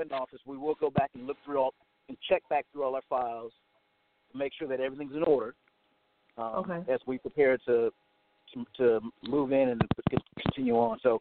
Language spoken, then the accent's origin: English; Goldsboro, North Carolina, United States; I was raised in Goldsboro. Graduated from Goldsboro High School